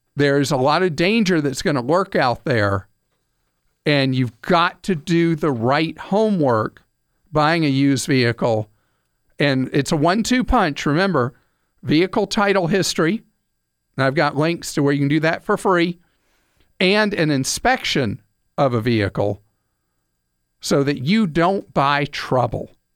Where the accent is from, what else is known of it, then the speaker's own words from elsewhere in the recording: United States; we, the American people